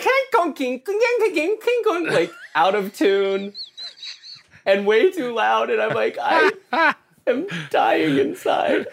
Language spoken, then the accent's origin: English; Oklahoma, United States; now in Southern California, United States; I grew up in Oklahoma